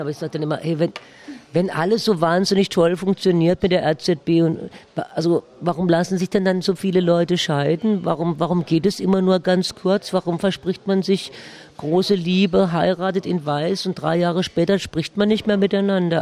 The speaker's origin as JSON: {"language": "German", "region": "Baden-Württemberg", "country": "Germany", "accent": "Baden dialect", "said": "meiner badischen Dialekt"}